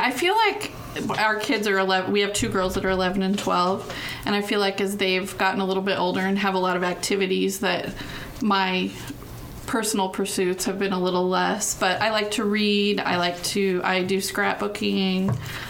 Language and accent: English; Arvada, Colorado, United States; I grew up in Denver, the Denver area, Arvada, Colorado specifically, which is right between Golden and Boulder, if you know the Denver area.